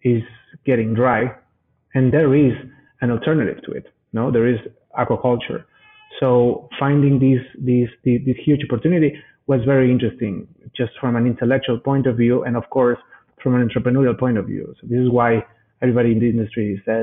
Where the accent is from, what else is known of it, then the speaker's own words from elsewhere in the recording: Mexico City, Mexico; I am Mexican. I was born and raised in Mexico City.